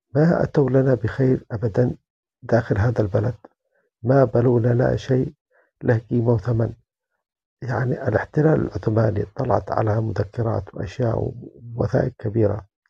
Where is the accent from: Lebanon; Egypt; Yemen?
Yemen; now in Germany; أنا من اليمن